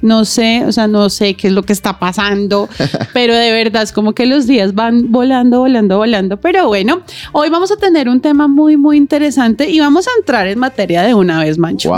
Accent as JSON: {"language": "Spanish", "country": "Colombia", "said": "cuando nosotros como colombianos"}